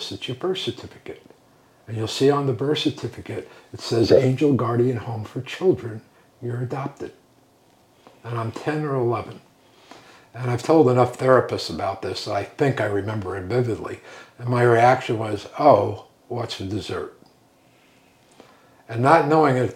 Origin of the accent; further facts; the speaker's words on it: Northport, New York, United States; also born or lived in Brooklyn; I grew up on the North Shore of Long Island, a little town called Northport